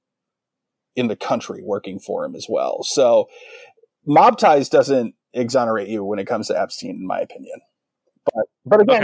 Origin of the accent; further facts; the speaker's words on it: Midwest, United States; as a Midwesterner